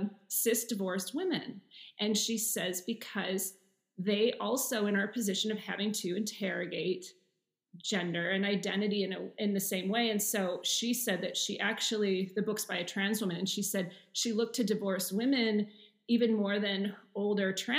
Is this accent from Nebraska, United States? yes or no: no; Seattle, Washington, United States; moved away as an adult; also born or lived in New York / San Francisco; now in Berlin, Germany; So I grew up in Seattle, but I moved around in the States a lot.